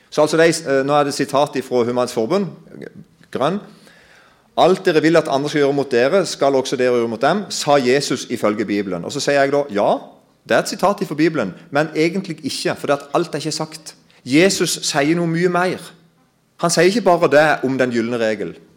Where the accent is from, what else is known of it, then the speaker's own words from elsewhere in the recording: Kristiansand, Agder, Norway; Jeg kommer jo fra Kristiansand-området